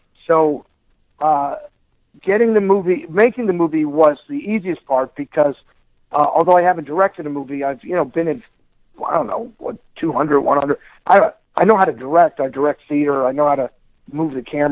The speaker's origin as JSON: {"language": "English", "region": "Pennsylvania", "country": "United States", "tie": "born or raised there", "moved": "yes", "said": "my hometown in Pennsylvania, which is in the northeast part of our country"}